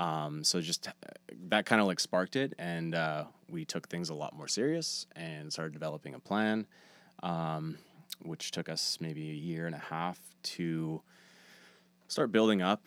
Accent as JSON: {"language": "English", "town": "Steinbach", "region": "Manitoba", "country": "Canada", "moved": "as an adult", "lives_now": "Winnipeg, Canada", "said": "I was just moving to Winnipeg. I'm from Steinbach."}